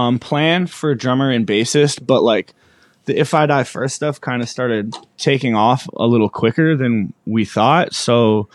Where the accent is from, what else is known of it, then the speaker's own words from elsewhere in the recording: Medicine Hat, Alberta, Canada; also born or lived in Edmonton; I grew up in Alberta. I was born in Edmonton, and then like when I was two, we moved to a city called Medicine Hat, which is like 2 or 3 hours from Calgary, in Alberta.